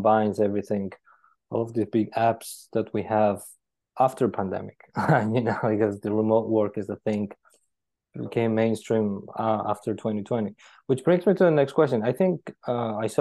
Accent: Georgia; moved away; Originally, I'm from Georgia and we have a lot of mountains

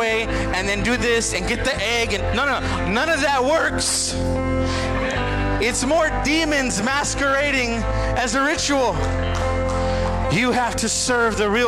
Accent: San Antonio, Texas, United States; I'm from San Antonio

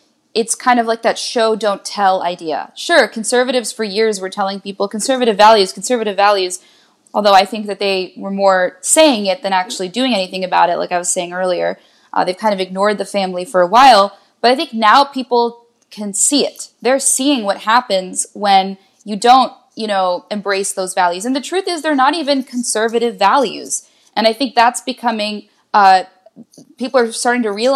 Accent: outside of Philly, the Main Line, Pennsylvania, United States; I grew up outside of Philly, it was the main line

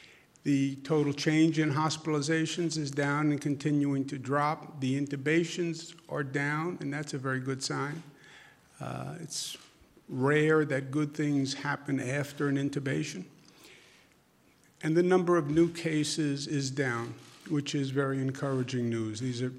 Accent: New York City, New York, United States; accent: southern Queens; also born or lived in Virginia; Lived in Virginia. That's where I got my southern accent. Really, southern Queens

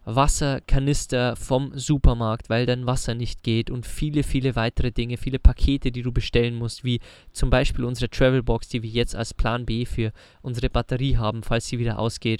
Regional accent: Bavaria, Germany; moved away; zu Hause bei uns in Bayern in den Alpen

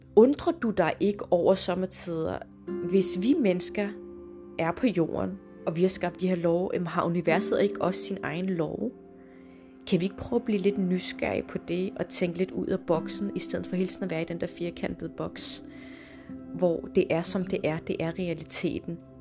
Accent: Denmark; also born or lived in Morocco (ancestry); Jeg er jo født og opvokset i Danmark, men har, hvad skal man sige, nordafrikanske rødder

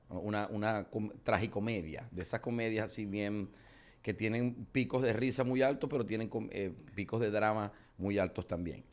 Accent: Zulia, Venezuela; fui selección de mi estado

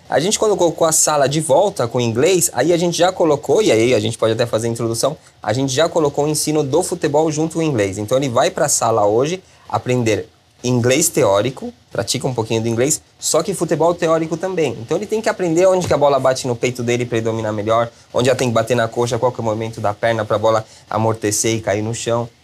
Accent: Chile; moved away as an adult; now in Brazil; Cresci no Chile, me formei no Chile

